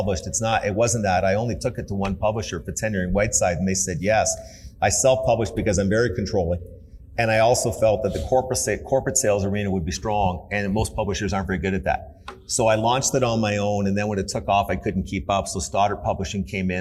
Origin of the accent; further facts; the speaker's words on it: Canada; I grew up in Canada, great country